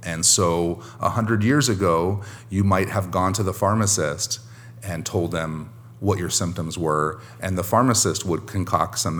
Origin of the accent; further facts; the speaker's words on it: Long Beach, California, United States; here in my hometown of Long Beach, California